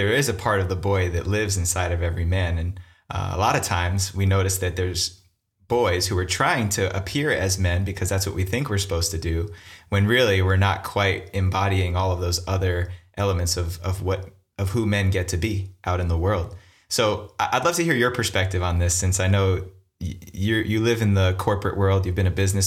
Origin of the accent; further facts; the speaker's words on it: Northern New Jersey, United States; Northern New Jersey, where I'm from